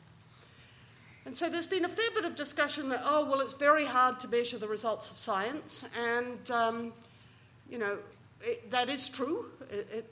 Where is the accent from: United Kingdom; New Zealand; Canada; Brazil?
New Zealand; moved away; As a Kiwi